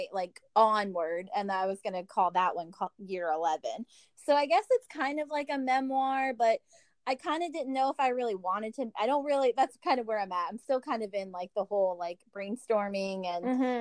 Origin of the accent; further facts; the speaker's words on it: Virginia, United States; also born or lived in Rahway, New Jersey; I grew up here in Virginia